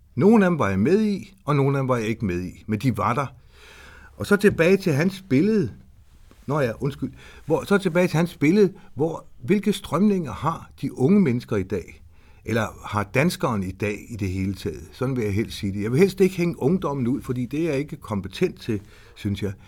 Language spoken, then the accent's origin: Danish; Horsens, Central Denmark Region, Denmark; Jeg er født i Horsens. Jeg er østjyde.